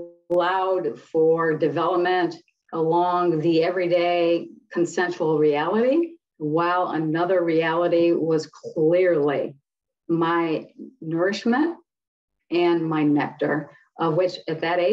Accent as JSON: {"language": "English", "town": "Detroit", "region": "Michigan", "country": "United States", "tie": "born or raised there", "said": "Okay, I grew up in Detroit during the civil rights riots. Born in 1962"}